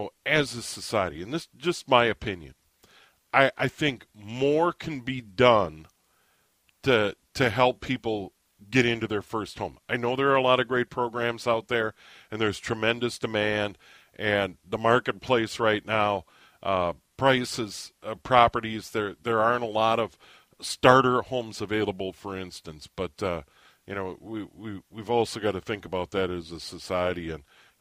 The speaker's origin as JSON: {"language": "English", "region": "Midwest", "country": "United States", "tie": "born or raised there", "said": "I grew up in the Midwest"}